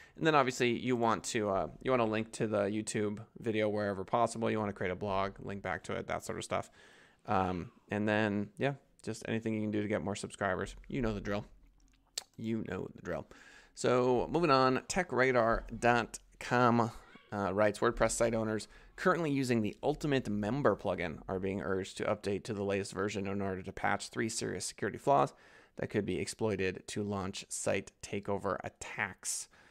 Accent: United States; as an American

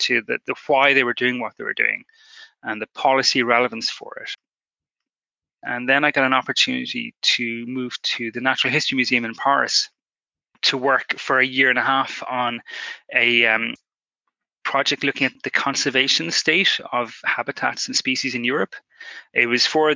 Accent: Ireland; growing up in Ireland on a kind of a wet island in the Atlantic

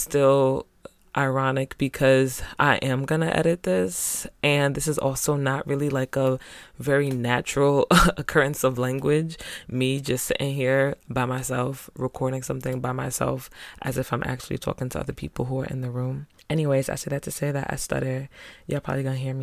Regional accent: New York, United States; also born or lived in Spanish Harlem, New York / Greeleyville, South Carolina / Providence, Rhode Island; I'm from New York. Shout out to 518 Cap City.

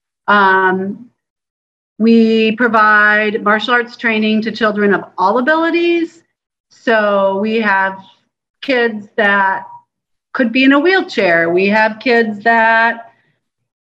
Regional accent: Illinois, United States; moved away; So I was born in Illinois. My father was a business owner. So I grew up in a town where everybody knew my father.

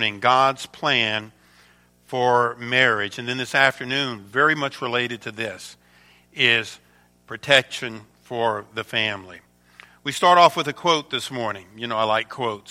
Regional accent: Louisiana, United States; moved away as an adult; now in Michigan, United States; I was born and raised down in Louisiana, and Sharon and I came to Michigan, to Myo, about 25 years ago

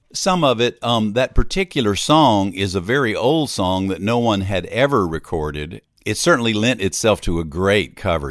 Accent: Hattiesburg, Mississippi, United States; moved away as an adult; also born or lived in Austin, Texas; now in Nashville, United States; I had come back from Austin at one point to my hometown of Hattiesburg, Mississippi

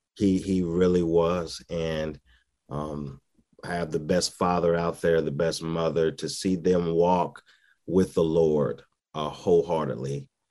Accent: St. Louis, Missouri, United States; also born or lived in Dallas, Texas; now in Owensboro, United States; I'm originally from Saint Louis, Missouri

